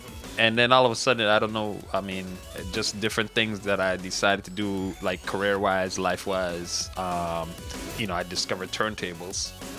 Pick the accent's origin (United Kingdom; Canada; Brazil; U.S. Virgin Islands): U.S. Virgin Islands; You know, the funny thing is because I'm from the Virgin Islands and like my house like was one of the first houses to ever have an Atari.